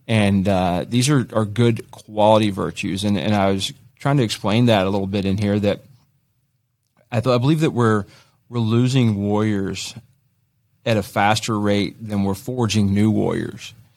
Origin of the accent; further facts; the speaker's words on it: Greensboro, North Carolina, United States; I grew up in Greensboro